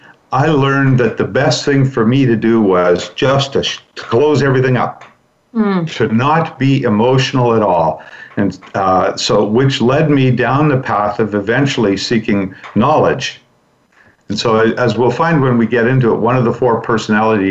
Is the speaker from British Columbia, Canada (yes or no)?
yes; Vancouver, British Columbia, Canada; I was born and raised in Vancouver, where Brandy is as well